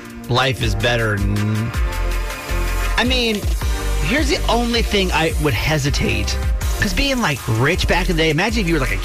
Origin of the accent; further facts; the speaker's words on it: the South, United States; growing up in the South